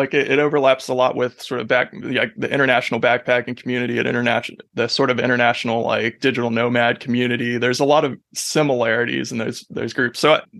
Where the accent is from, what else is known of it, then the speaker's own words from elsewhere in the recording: Ohio, United States; also born or lived in Pacific Northwest / New Zealand; And I'm from Ohio originally, so I have these sort of roots in those three places